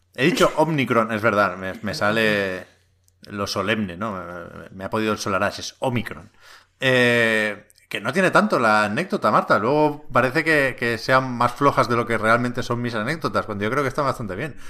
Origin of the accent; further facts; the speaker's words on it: Tiana, Catalonia, Spain; Yo soy de Tiana, eh, un pueblo aquí cerca de Barcelona